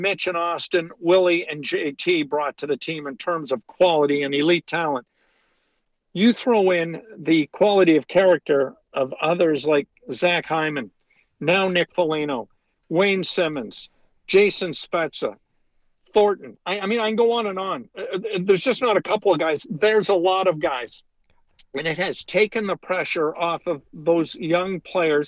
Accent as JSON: {"language": "English", "town": "Noranda", "region": "Quebec", "country": "Canada", "tie": "born or raised there", "moved": "yes", "said": "Dave Keown was from my hometown"}